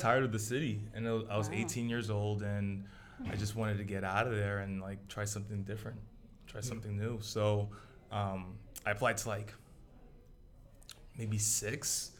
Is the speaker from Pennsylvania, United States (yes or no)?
no; New York City, New York, United States; now in Boston, United States; Grew up in Brooklyn, New York.